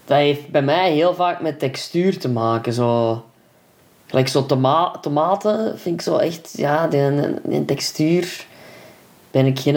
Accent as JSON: {"language": "Dutch", "area": "Voslaar", "region": "Flanders", "country": "Belgium", "tie": "born or raised there", "said": "In Voslaar, waar ik ben opgegroeid, was een EFES."}